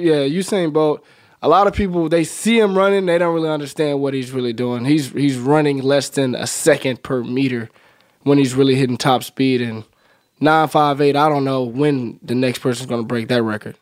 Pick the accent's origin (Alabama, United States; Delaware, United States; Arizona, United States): Alabama, United States; Birmingham; moved away; also born or lived in Nebraska; I'm from Birmingham, uh, right outside the city, from a small little community called Smithfield